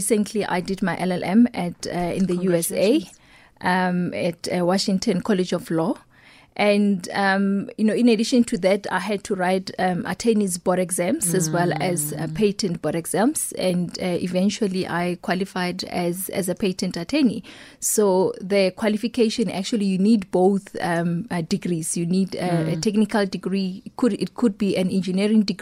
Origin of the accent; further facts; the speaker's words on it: Pretoria, Gauteng, South Africa; growing up in Mamelodi